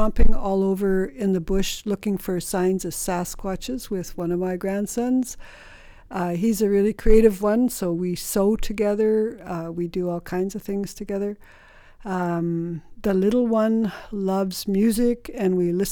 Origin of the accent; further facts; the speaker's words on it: Saulteau First Nations, British Columbia, Canada; I'm from Soto First Nation. I'm Cree